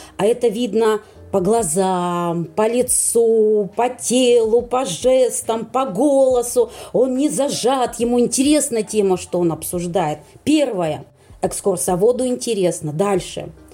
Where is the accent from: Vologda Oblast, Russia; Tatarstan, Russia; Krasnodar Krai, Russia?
Vologda Oblast, Russia; Vologda; я из Вологды